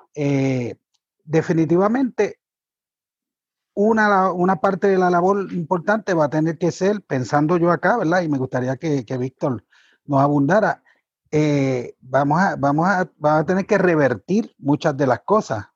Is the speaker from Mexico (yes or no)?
no; Cabo Rojo, Puerto Rico; como un niño de los 70 y los 80 crecí observando a, a la gente, a la militancia de mi partido, del Partido Independentista Puertorriqueño, del cual mi padre era militante también eh, haciendo trabajo ambiental en las playas de mi pueblo, de Cabo Rojo